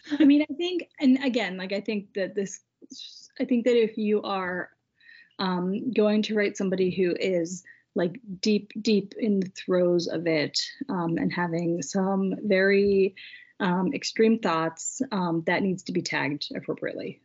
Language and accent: English; United States; we are both American